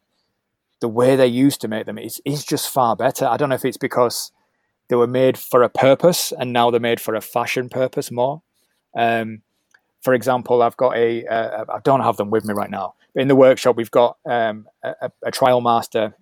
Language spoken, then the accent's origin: English; Leeds, Yorkshire and the Humber, United Kingdom; Leeds, which is my hometown